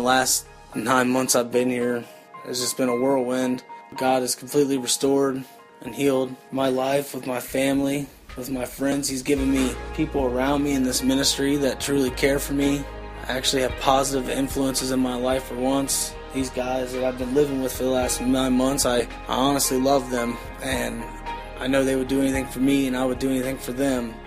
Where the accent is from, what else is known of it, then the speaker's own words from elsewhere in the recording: Cincinnati, Ohio, United States; I'm from Cincinnati, Ohio. I grew up in what I would call a pretty normal family